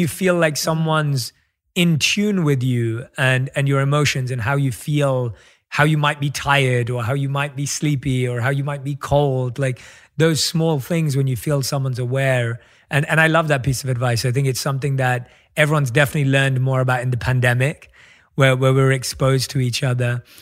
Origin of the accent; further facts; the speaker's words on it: London, United Kingdom; moved away; my roots growing up in London as well, where I think we have an incredibly strong South Asian community where you are right now, where I was born and raised.